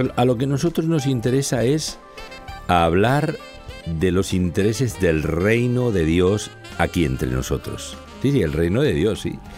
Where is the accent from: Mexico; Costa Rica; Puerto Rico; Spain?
Spain; Barcelona, Catalonia; en el corazón de Barcelona, donde yo nací